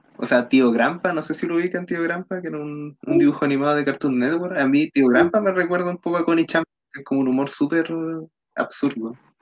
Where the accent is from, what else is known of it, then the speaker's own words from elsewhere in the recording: Chile; somos chilenos, los cuatro